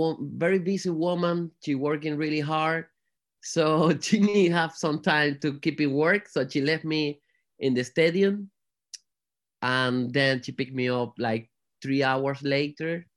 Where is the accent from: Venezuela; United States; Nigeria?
Venezuela; Margarita Island, Nueva Esparta; English is a second language; moved away as an adult; also born or lived in Spain / Madrid, Spain / Tenerife, Spain; now in Manchester, United Kingdom; I was born in Margarita Island.